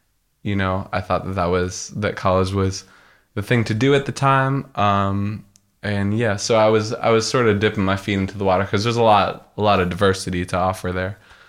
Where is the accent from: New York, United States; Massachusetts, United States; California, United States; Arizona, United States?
Massachusetts, United States; Hingham; moved away as an adult; also born or lived in Boston, Massachusetts; now in Nashville, United States; Yeah, I was born in Hingham, right in the South Shore. Or actually, I wasn't born in Hingham, but I grew up there. Moved to Boston for music school pretty briefly.